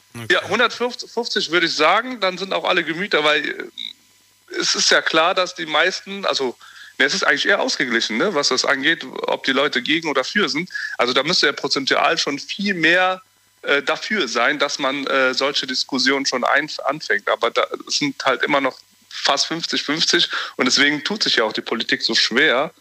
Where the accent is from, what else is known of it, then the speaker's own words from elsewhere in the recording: Wachtberg, North Rhine-Westphalia, Germany; ich komme aus Wachtberg